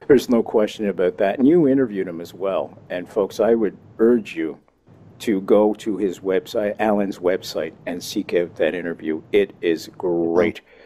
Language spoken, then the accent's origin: English; Canada; me being Canadian